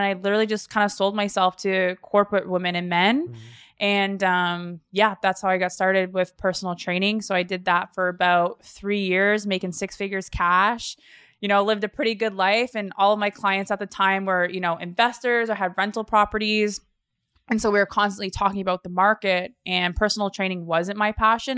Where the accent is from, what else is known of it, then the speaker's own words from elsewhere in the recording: the East Coast, Atlantic Canada, Canada; moved away as an adult; also born or lived in Calgary; now in Toronto, Canada; I am from the East Coast and I originally left about eight years ago